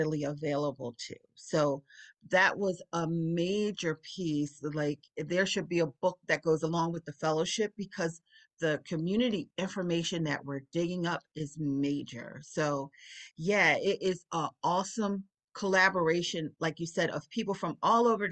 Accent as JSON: {"language": "English", "town": "Philadelphia", "region": "Pennsylvania", "country": "United States", "tie": "born or raised there", "said": "I'm born and raised on East Rittenhouse Street"}